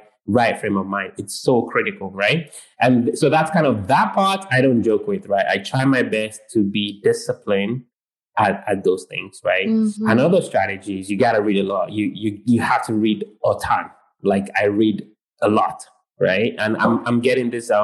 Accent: United Kingdom; I'm British.

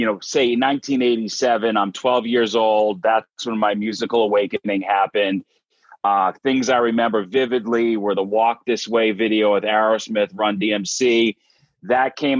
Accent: Dighton, Massachusetts, United States; I'm from Dighton, Massachusetts, which is a small town in southeastern Mass

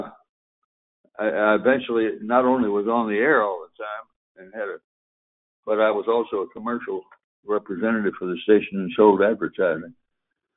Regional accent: Victoria, Texas, United States; also born or lived in Bay City, Texas / Gonzales, Texas / Odessa, Texas; I went back to Victoria, that's my hometown

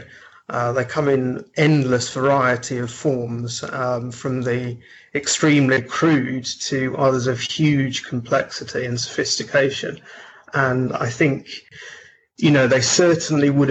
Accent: Nottingham, East Midlands, United Kingdom; I grew up in Nottingham

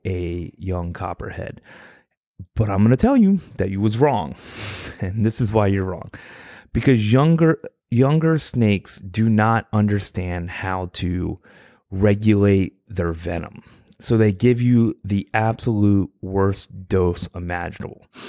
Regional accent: Virginia, United States; I'm from Virginia

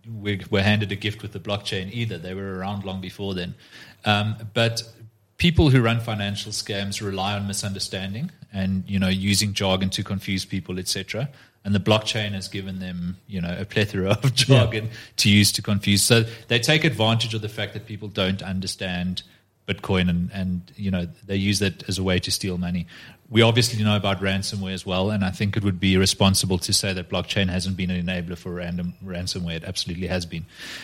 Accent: South Africa; I can't go, as a South African law enforcement officer and get a South American bank to show me their ledger

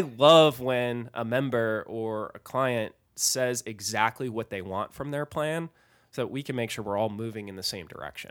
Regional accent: Massachusetts, United States; I grew up in Massachusetts

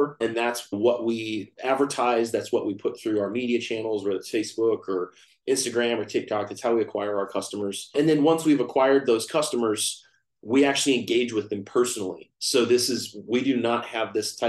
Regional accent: Fort Worth, Texas, United States; now in Austin, United States; I'm from Texas. I live in Austin, Texas. I grew up in Fort Worth, Texas

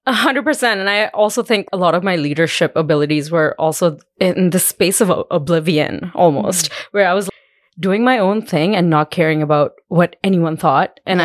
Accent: India; now in Calgary, Canada; When I was growing up in India

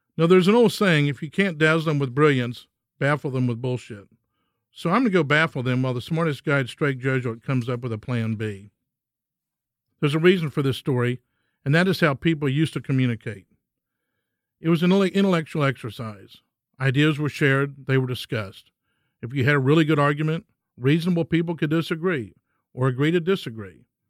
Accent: Texas, United States; I'm a Texan

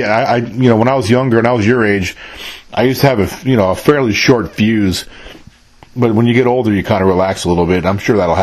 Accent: New York, United States; moved away as an adult; now in Mississippi, United States; I was born and raised in New York, but I don't live there now.

